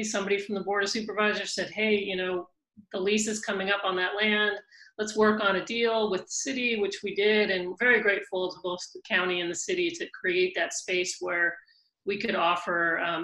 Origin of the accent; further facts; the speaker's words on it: Whittier, California, United States; I grew up in California, in Whittier, California